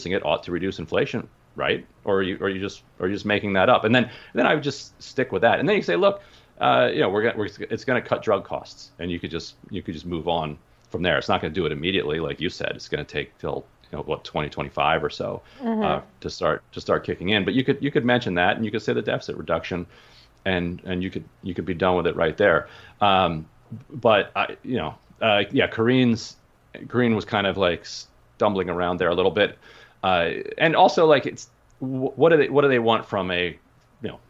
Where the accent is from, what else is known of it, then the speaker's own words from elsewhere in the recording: Pennsylvania, United States; I was born in Pennsylvania.